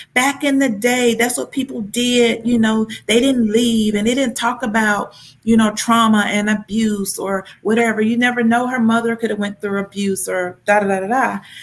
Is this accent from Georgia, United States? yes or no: yes; Columbus, Georgia, United States; now in Atlanta, United States; I'm from Columbus, but it's about an hour from hour and a half from Atlanta